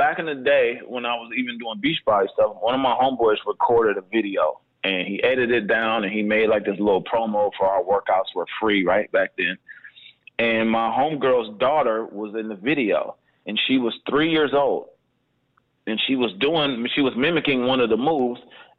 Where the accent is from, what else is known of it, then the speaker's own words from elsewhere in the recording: Berlin, Germany; We got a different bond because we grew up in Berlin, Germany together.